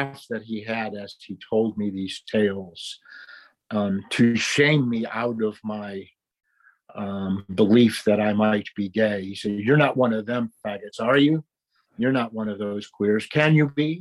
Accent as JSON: {"language": "English", "town": "Cleveland", "region": "Ohio", "country": "United States", "tie": "born or raised there", "moved": "yes", "lives_now": "Dallas-Fort Worth, United States", "said": "I was raised in Cleveland, Ohio"}